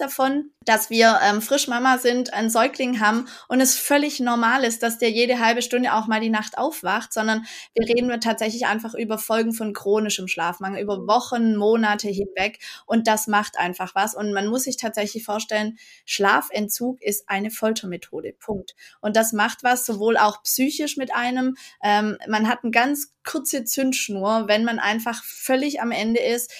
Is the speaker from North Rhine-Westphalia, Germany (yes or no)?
no; Black Forest, Baden-Württemberg, Germany; ich komme aus dem Schwarzwald